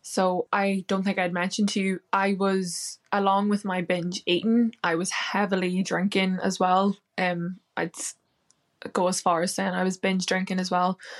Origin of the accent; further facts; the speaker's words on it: Northern Ireland, United Kingdom; now in London, United Kingdom; I'm from Ireland, Northern Ireland, and I live in London now